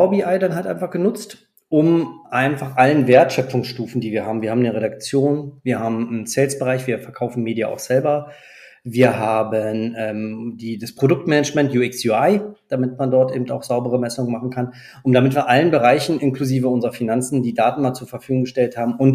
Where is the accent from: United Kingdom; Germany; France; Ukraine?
France; Ich ja. bin selber auch Franzose